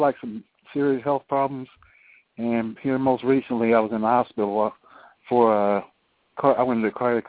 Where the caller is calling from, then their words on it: Columbus, Ohio, United States; I'm calling from Columbus, Ohio.